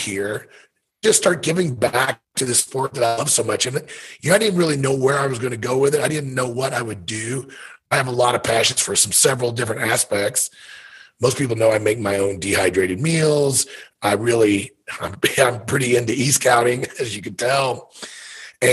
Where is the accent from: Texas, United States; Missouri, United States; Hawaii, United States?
Missouri, United States; I grew up in Missouri, whitetail hunted since I've been 8, 9 years old